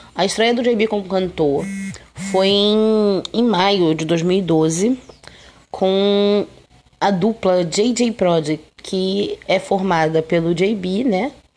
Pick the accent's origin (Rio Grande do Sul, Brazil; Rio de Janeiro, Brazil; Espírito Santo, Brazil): Rio de Janeiro, Brazil; Eu sou carioca